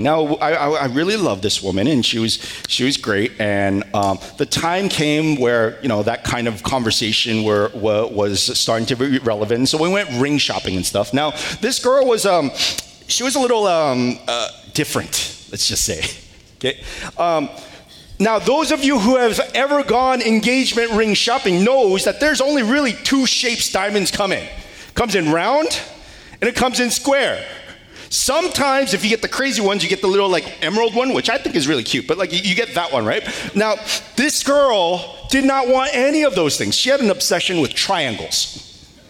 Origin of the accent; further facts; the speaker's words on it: Northern California, United States; moved away; I'm a Californian. Thank you. I'm from the good part of California, the northern part